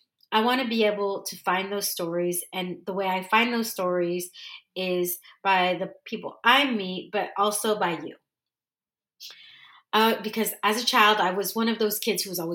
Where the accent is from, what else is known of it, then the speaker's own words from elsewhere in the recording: California, United States; first language English; moved away as an adult; also born or lived in Dallas, Texas / Orange County, California; now in San Diego, United States; I grew up in California, but I literally and figuratively found myself in Dallas for 15 years.